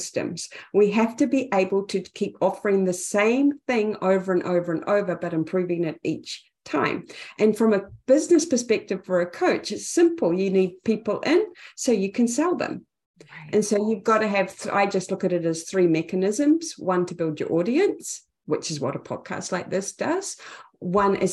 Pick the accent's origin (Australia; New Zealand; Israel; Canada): New Zealand; Napier, Hawke's Bay; accent: Kiwi; now in Auckland, New Zealand; Napier, Hawke's Bay, New Zealand